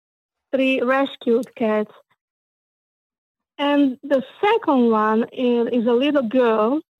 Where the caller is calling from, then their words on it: Hollywood, Florida, United States; I'm calling from Hollywood in Florida.